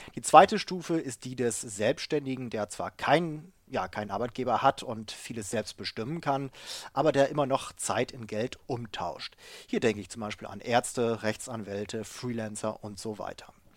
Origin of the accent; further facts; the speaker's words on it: Bremen, Germany; also born or lived in United States / Japan; now in Hamburg, Germany; Ich komme ursprünglich aus dem Bremer Raum, wohne jetzt in Hamburg